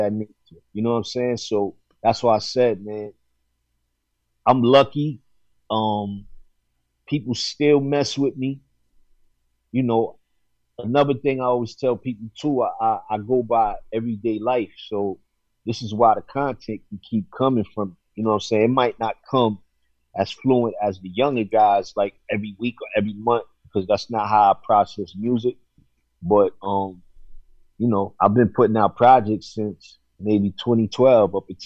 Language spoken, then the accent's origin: English; New York City, New York, United States; moved away as an adult; growing up in New York is one thing. Being a young adult in New York, you know, during the 90s and the 2000s is another thing.